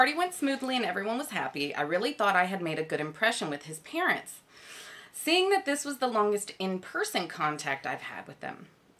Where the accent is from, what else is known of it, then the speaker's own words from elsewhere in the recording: United States; moved away as an adult; now in Korea; Nice to meet everyone. I am from the US. I've also been in Korea for just about 4 years.